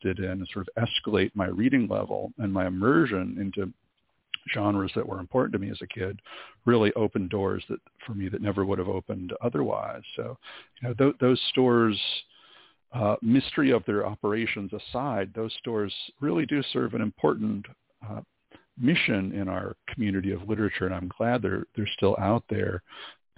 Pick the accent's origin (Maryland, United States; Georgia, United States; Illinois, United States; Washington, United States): Illinois, United States; Winthrop Harbor; moved away; the tiny little town of Winthrop Harbor on Lake Michigan, where I grew up in Illinois